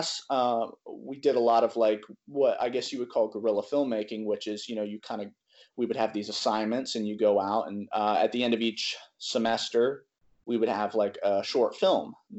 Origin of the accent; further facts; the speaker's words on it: Greenville, South Carolina, United States; I'm from Greenville, South Carolina.